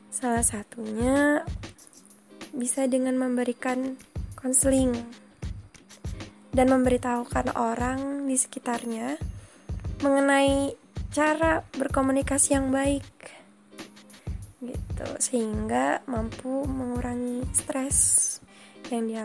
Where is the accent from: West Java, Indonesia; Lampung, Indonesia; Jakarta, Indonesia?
Lampung, Indonesia; Bandar Lampung; Aku dari Bandar Lampung.